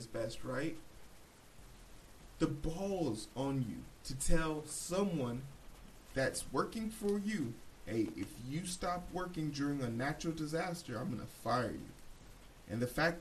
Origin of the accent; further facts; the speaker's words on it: Midwest, United States; I'm from the Midwest